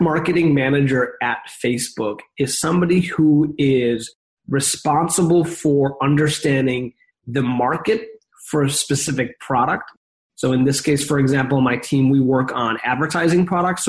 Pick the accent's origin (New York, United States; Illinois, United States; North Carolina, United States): Illinois, United States; Chicago; now in San Francisco, United States; I grew up in the Midwest in Chicago, Illinois